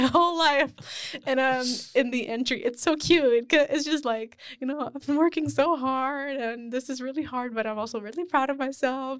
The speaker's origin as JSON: {"language": "English", "country": "Spain", "tie": "born or raised there", "moved": "yes", "said": "I grew up in Spain"}